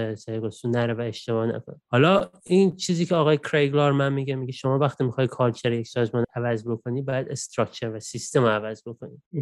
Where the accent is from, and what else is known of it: Iran; moved away as an adult; now in Australia